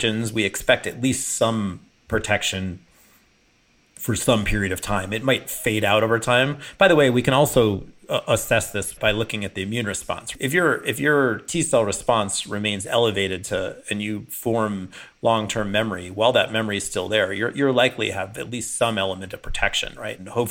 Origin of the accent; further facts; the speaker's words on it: Chicago, Illinois, United States; I grew up in Chicago